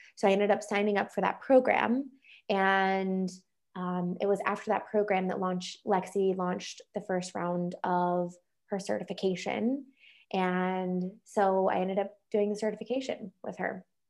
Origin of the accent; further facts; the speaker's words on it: North Carolina, United States; moved away as an adult; also born or lived in Colorado; now in Michigan, United States; I grew up in North Carolina, went mm-hmm. to college in North Carolina